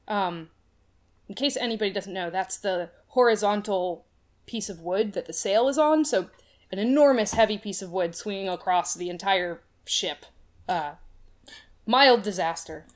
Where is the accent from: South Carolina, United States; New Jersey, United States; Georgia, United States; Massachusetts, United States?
Massachusetts, United States; Boston; I grew up in the Boston area